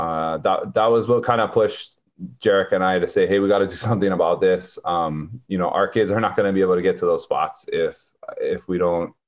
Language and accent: English; Waimea, Hawaii, United States; moved away as an adult; now in Pepeekeo, United States; I'm from Waimea, but we moved here and built our house here.